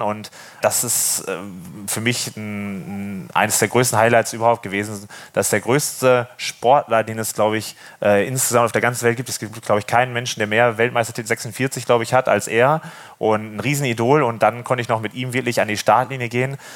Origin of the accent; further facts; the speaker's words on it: Wesel, North Rhine-Westphalia, Germany; moved away as an adult; now in Norderney, Germany; Ursprünglich komme ich ja vom Niederrhein aus Wesel